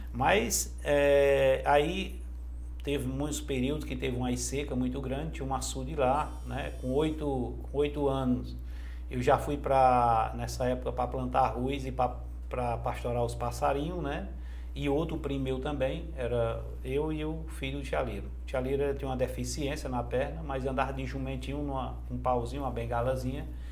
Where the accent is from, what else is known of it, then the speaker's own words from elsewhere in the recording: Jaguaretama, Ceará, Brazil; now in Fortaleza, Brazil; eu sou na cidade de Jaguaretama, fica a 230 quilômetros de, de Fortaleza. É, nasci num, num, num distritozinho lá que chama Angico